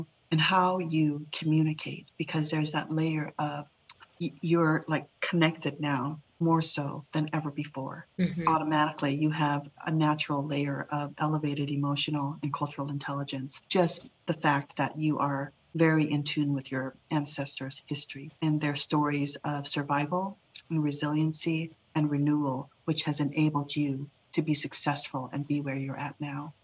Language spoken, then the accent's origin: English; Boise, Idaho, United States; English is a second language; also born or lived in Laos; My personal journey as a young refugee child navigating through two cultures in Boise, Idaho, actually three cultures, right? My own, the Lao culture, my origin culture, being Idahoan